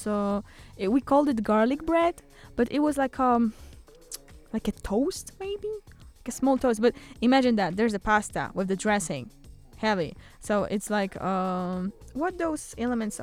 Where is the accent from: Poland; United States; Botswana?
Poland